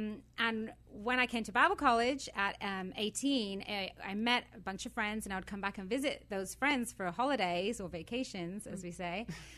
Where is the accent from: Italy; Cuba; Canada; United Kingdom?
United Kingdom; England; moved away as an adult; also born or lived in Wales; now in California, United States; But I am the opposite of not a SoCal girl, in case you can't tell. I was born and raised in England. And my family are Welsh, and they moved back to Wales when I was 17, and I moved back to Wales.